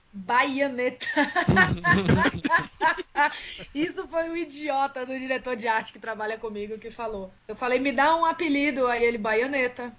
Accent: Salvador, Bahia, Brazil; now in São Caetano do Sul, Brazil; eu sou, eu sou de Salvador. Sim. Mas eu moro em São Caetano do Sul, São Paulo

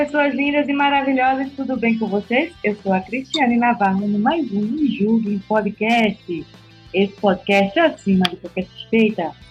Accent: Northeast Brazil, Brazil; moved away; Tem um termo que a gente usa lá na, no Nordeste

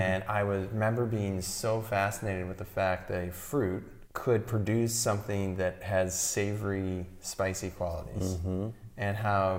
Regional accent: St. Louis, Missouri, United States; moved away as an adult; also born or lived in Fort Collins, Colorado; now in Santa Barbara County, United States; growing up in St. Louis, Missouri in the Midwest

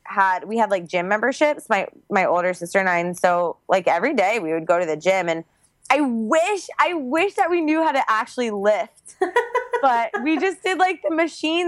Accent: Georgia, United States; now in Puerto Rico; I grew up in Georgia

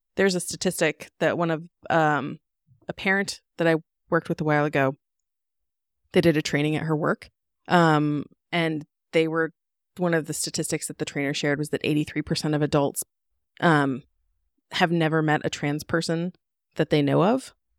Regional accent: United States; I grew up in Washington

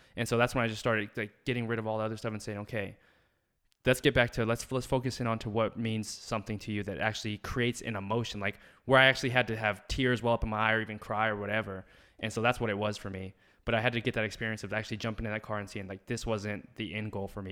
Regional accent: Alamogordo, New Mexico, United States; moved away as an adult; also born or lived in Albuquerque, New Mexico / Philadelphia; I was born and raised in Alamogordo, New Mexico.

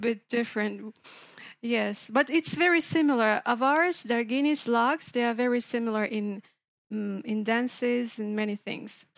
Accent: Makhachkala, Dagestan, Russia; English is a second language; I was born in Dagestan. I grew up in Machachkala.

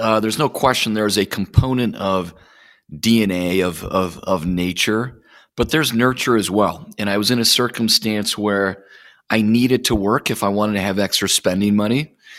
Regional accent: Plymouth, Minnesota, United States; grew up all over the place, but my most formative years were in the Midwest. Grew up in a small town in Minnesota called Plymouth.

